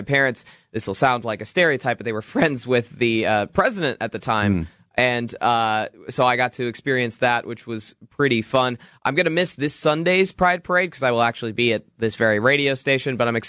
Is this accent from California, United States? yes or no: yes; San Francisco, California, United States; now in Milwaukee, United States; I grew up in San Francisco, obviously.